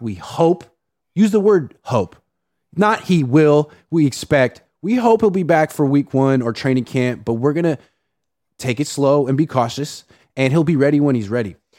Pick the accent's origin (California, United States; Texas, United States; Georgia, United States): California, United States; Oakland; I'm from Oakland, California.